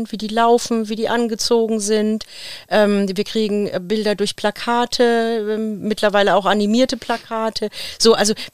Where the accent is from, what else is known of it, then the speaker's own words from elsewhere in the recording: Bavaria, Germany; Ich komme aus Unterfranken und ich liebe es, Bratwürste zu essen.